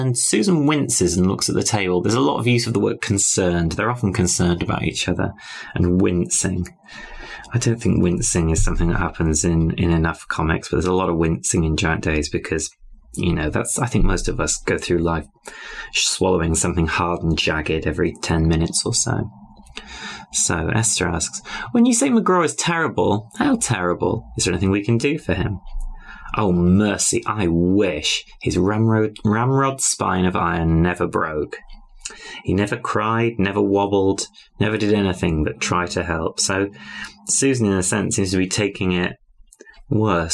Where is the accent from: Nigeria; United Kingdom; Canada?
United Kingdom; I'm British